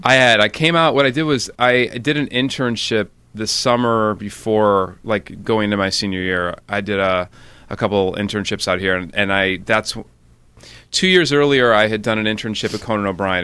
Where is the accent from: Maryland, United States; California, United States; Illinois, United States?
Illinois, United States; Highland Park; I grew up in Highland Park, which is about a half hour north of the city